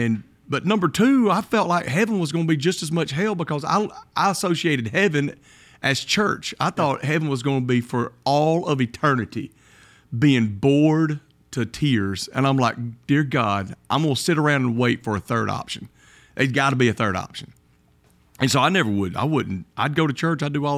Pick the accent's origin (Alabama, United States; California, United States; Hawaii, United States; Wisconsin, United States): Alabama, United States; Kimberly; I grew up in Kimberly, Alabama. When I was in high school, I went to Mortimer Jordan.